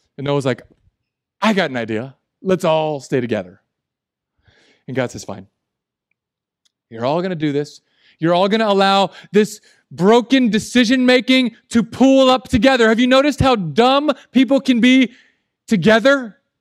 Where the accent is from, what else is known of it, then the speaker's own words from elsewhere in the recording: Southern California, United States; the emergency Spanish I learned where I grew up in Southern California